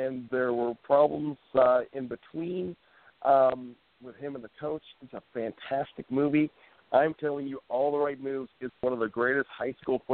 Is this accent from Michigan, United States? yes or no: no; Johnstown, Pennsylvania, United States; I was born and raised in Johnstown, Pennsylvania